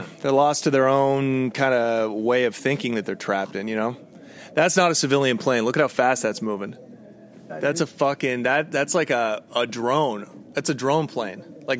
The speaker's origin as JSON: {"language": "English", "town": "Portland", "region": "Oregon", "country": "United States", "tie": "born or raised there", "moved": "as an adult", "lives_now": "California, United States", "said": "I grew up in Portland"}